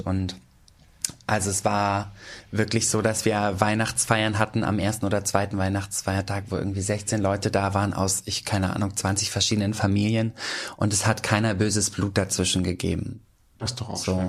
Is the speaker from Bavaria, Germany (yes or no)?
no; Schenefeld, Schleswig-Holstein, Germany; moved away as an adult; also born or lived in Nuremberg; now in Hamburg, Germany; jeder weiß, ich komme aus Schenefeld.